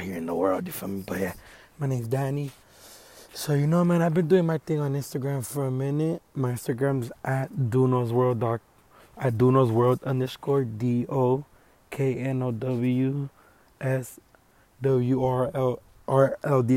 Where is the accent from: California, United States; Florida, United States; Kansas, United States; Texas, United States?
California, United States; Los Angeles; I'm from Los Angeles, Echo Park, downtown LA area. I was born in the hood